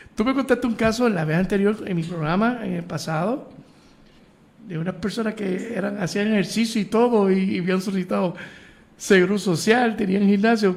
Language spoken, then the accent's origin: Spanish; Puerto Rico; nosotros los boricos, pues, lo puedo decir porque somos boricuas